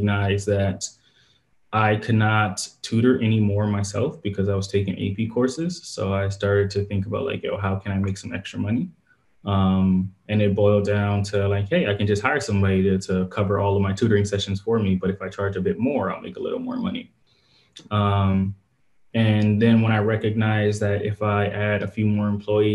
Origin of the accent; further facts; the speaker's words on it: Compton, California, United States; Born and raised in Compton, California